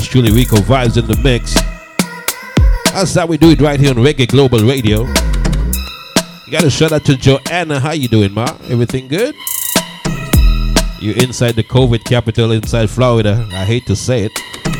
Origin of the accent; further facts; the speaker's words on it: St. Kitts & Nevis; Can't forget my St. Kitts Nevis Massives. My hometown. Just celebrated their independence on the 19th of the month, September. Oh, yeah. I'm proud of my born and land, man. I'm proud of where I was born.